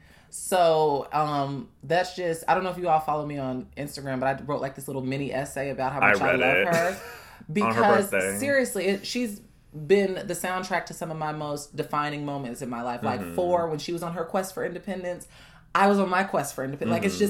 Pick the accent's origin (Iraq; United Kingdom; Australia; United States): United States; Chicago, Illinois; I'm from Chicago. I know the lay of the land